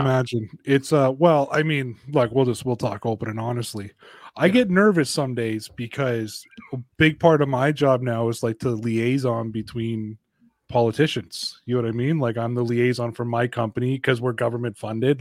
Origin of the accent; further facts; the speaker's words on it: Canada; I'm Canadian